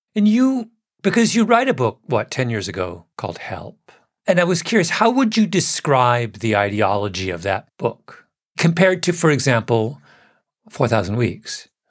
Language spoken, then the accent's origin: English; England, United Kingdom; moved away; I was born in England, my father, very proper Englishman.